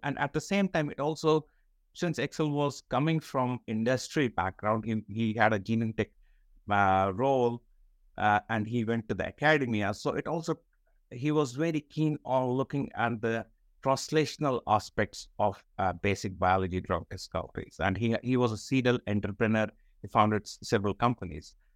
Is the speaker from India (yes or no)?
yes; Srinagar, Jammu and Kashmir, India; moved away as an adult; I was born in Srinagar. I did my entire schooling in Srinagar, which is part of Jammu and Kashmir.